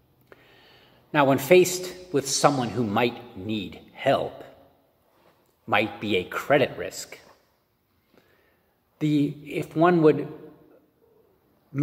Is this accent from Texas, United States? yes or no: no; Pittsburgh, Pennsylvania, United States; I'm from Pittsburgh.